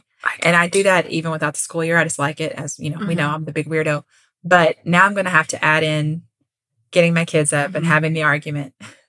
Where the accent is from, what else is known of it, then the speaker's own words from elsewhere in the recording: Kentucky, United States; I'm from Kentucky.